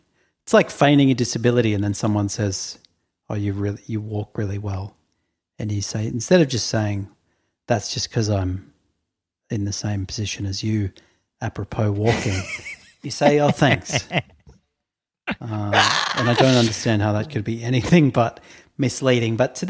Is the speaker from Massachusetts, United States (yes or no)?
yes; Boston, Massachusetts, United States; that's because I grew up in Boston and my parents are white Americans.